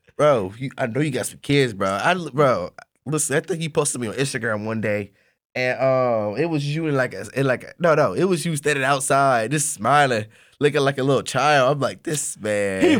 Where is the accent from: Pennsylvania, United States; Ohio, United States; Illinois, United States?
Ohio, United States; Columbus; I'm from Columbus, Ohio